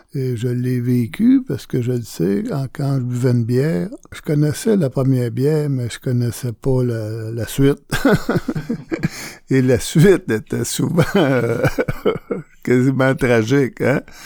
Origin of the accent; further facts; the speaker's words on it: Montreal, Quebec, Canada; je suis natif de Montréal